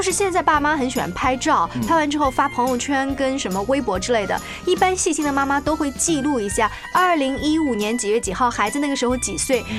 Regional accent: China; 我们中国人特别忙

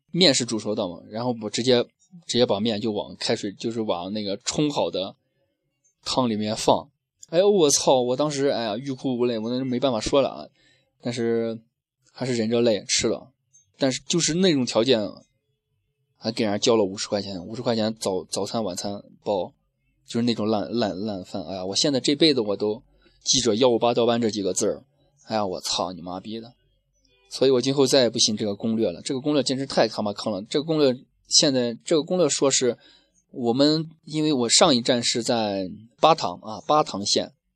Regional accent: Shaanxi, China; 我们陕西那边儿一碗面是直接环保的，直接吃饱

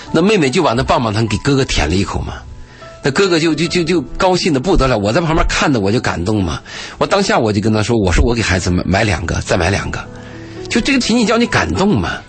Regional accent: Gansu, China; moved away; 我有一年去甘肃，去我老家

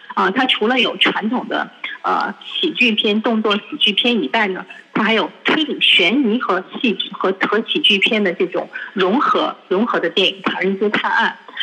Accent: China; 我们中国人的价值观

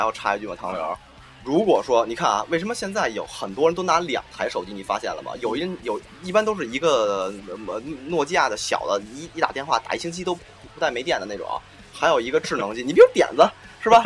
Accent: China; 作为一个中国人

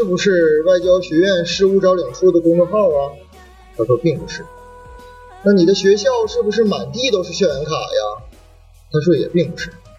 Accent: Changchun, Jilin, China; accent: Northeastern; 来自吉林长春。大家听我这个口音也是可以听出来的。

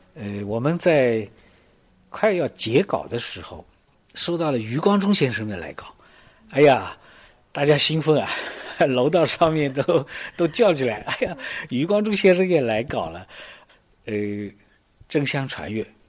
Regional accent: Cixi, Zhejiang, China; 我们家乡有这样一位文化大家

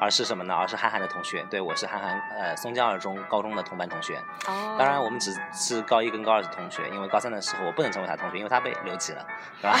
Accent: Shanghai, China; moved away as an adult; also born or lived in Netherlands / Chongqing; now in Hangzhou, China; 因为我是上海人，所以回到了上海

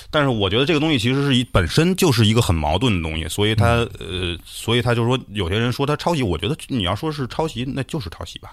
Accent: China; also born or lived in United Kingdom; 我们中国人

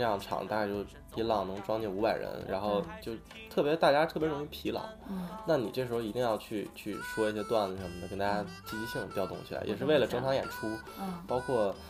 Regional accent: Northeast China, China; 我是东北人

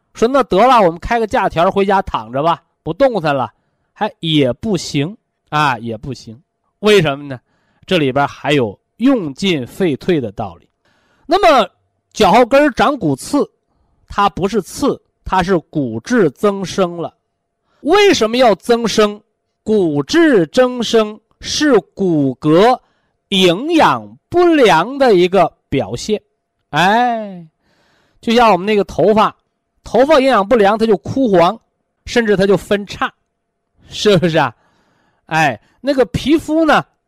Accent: China; 这就是我们中国人的智慧

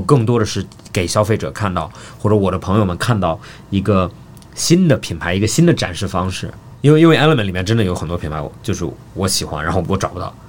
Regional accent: Australia; moved away; 我在澳大利亚长大的

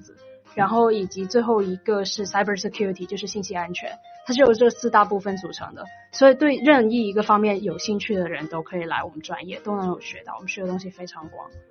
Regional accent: Guangdong, China; now in Seattle, United States; 我现在是在华大的第二年，然后我是广东人，所以有一点点口音

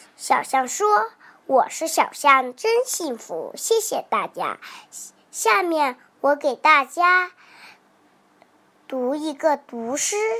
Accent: Wenzhou, Zhejiang, China; 我来自浙江温州，今年快五周岁了

